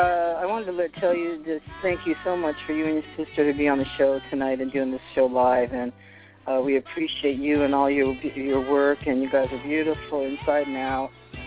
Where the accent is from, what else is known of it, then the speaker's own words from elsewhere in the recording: Boston, Massachusetts, United States; I was born in Boston. And I just found this out recently, is that my family goes back 400 years in Maine.